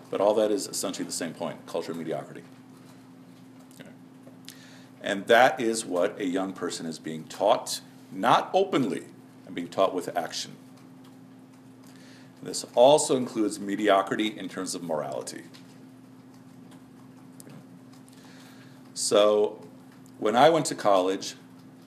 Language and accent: English; Chicago, Illinois, United States; now in Dallas, United States; I'm coming from Chicago